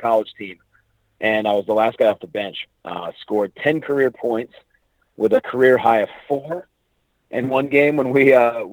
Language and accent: English; Northampton, Pennsylvania, United States; moved away as an adult; also born or lived in California; I grew up in Northampton, Pennsylvania, which is, a tiny little town outside of Allentown, Pennsylvania.